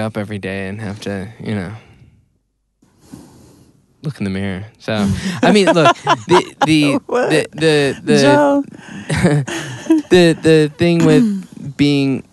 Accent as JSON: {"language": "English", "area": "Chicago area", "region": "Illinois", "country": "United States", "said": "I'm probably closer to where Joe's from, in Milwaukee, than I am to Chicago"}